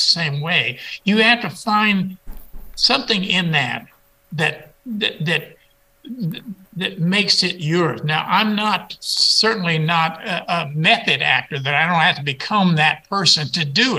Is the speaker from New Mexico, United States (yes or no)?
yes; New Mexico, United States; I'm from New Mexico